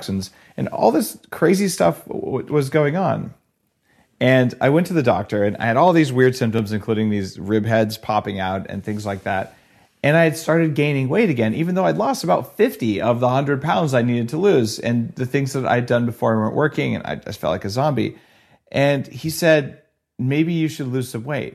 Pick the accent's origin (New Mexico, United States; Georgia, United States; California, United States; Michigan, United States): New Mexico, United States; Albuquerque; I grew up in Albuquerque, New Mexico